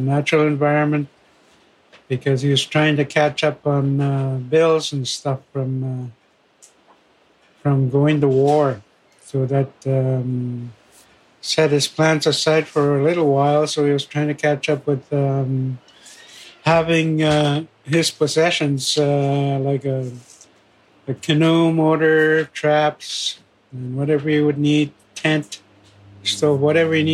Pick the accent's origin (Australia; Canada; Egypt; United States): Canada; Fort Albany, Ontario; I am from Fort Albany First Nation